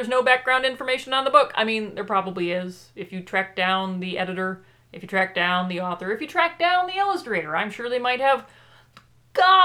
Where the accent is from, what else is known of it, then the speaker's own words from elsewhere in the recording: Michigan, United States; I'm from Michigan